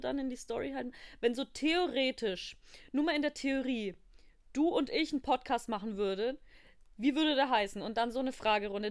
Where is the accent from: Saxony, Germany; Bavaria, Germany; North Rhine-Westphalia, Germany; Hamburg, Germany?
Bavaria, Germany; Ich bin, ich komme aus Bayern.